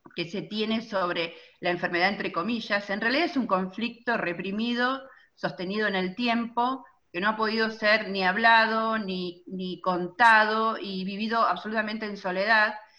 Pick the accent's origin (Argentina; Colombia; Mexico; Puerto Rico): Argentina; Chivilcoy, Buenos Aires Province; Chivilcoy, de donde soy originaria